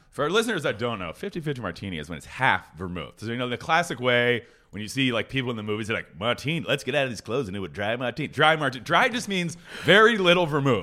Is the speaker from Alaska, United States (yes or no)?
no; Philadelphia, Pennsylvania, United States; now in Los Angeles, United States; I grew up in the Philadelphia area